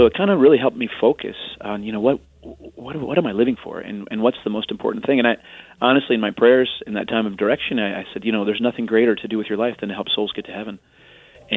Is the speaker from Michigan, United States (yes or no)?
no; Carmel, Indiana, United States; moved away as an adult; also born or lived in Arlington Heights, Illinois / Chicago, Illinois; now in New York, United States; I was actually born in Arlington Heights, Illinois, and then I grew up in Carmel, Indiana